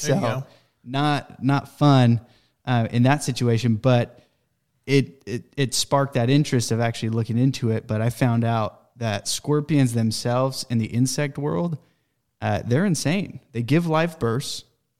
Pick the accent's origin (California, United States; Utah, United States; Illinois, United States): Utah, United States; I grew up in Utah. It snows. It gets really cold in Utah, and there's scorpions in Utah.